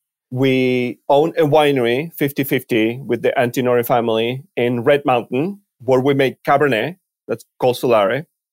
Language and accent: English; Argentina; moved away as an adult; also born or lived in Spain / France / Australia / Washington State; now in Washington, United States; not originally from Washington, as you can probably tell. This is not how we speak in the Northwest. I grew up in Argentina as part of a family that worked in the wine industry